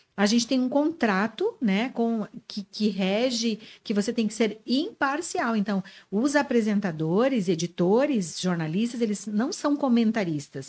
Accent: Santa Rosa, Rio Grande do Sul, Brazil; moved away as an adult; also born or lived in Guarani das Missões, Rio Grande do Sul / Crissiumal, Rio Grande do Sul; now in Joinville, Brazil; A grande, a maior parte da minha vida eu vivi em Santa Rosa da minha, adolescência, da minha infância.

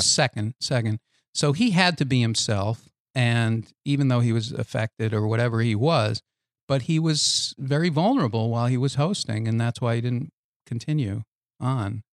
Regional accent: Boston, Massachusetts, United States; I grew up in Boston

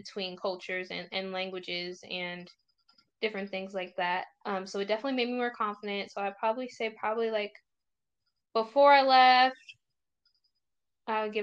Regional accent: United States; also born or lived in Virginia / Tennessee; growing up in the States

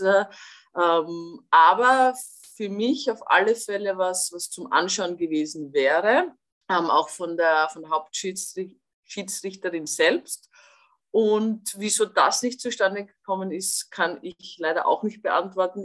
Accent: Austria; ich als Österreicherin

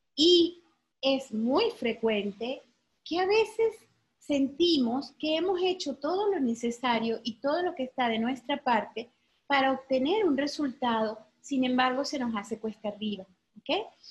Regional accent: Venezuela; moved away as an adult; now in Mexico; porque soy venezolana, ¿sí? Soy de Venezuela

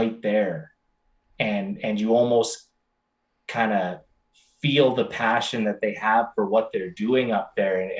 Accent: Alberta, Canada; also born or lived in Okotoks, Alberta; But I was born in the north in Alberta. My dad was a drill bit salesman for drilling rigs. And so he did a lot of work up there. And so I was born about 5 hours north from where I am now, and ended up living there for 8 years, moved south

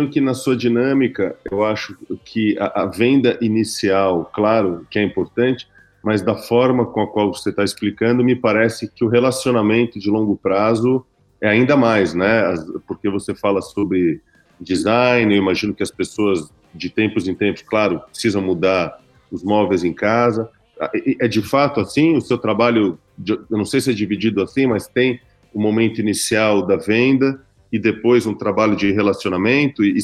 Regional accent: Brazil; e para mim, como brasileiros, colonizadores são vocês, né?

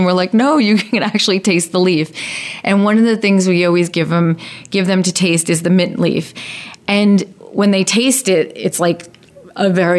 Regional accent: Hauppauge, New York, United States; I grew up in Hotsville, never knew there was a farm in Center Ridge.

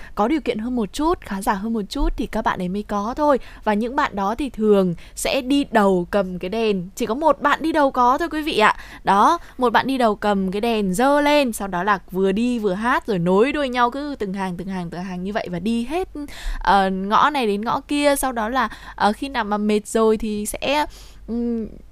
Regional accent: Tuyên Quang, Vietnam; quê ở Tuyên Quang

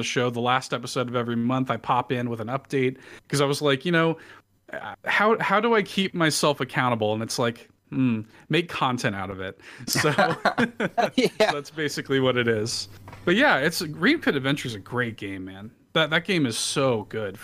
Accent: Chicago, Illinois, United States; moved away; I'm from Chicago originally

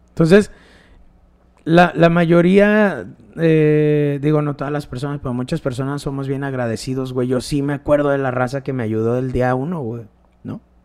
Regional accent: León, Guanajuato, Mexico; el barrio donde yo nací está culero, güey, está gacho

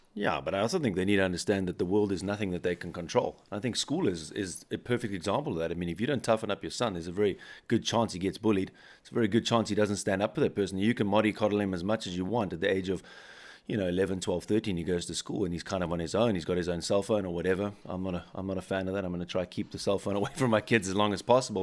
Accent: South Africa; now in Bavaria, Germany; I'm from South Africa, where it's quite similar to American culture

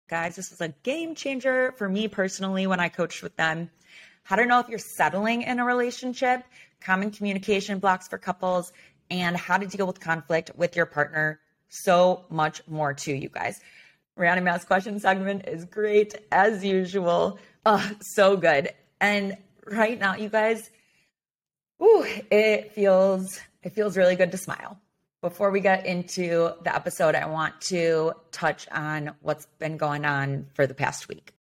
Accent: Highland Park, Illinois, United States; I grew up in Highland Park. I went to Highland Park High School.

